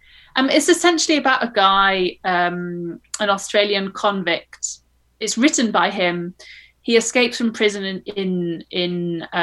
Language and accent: English; United Kingdom; as a Brit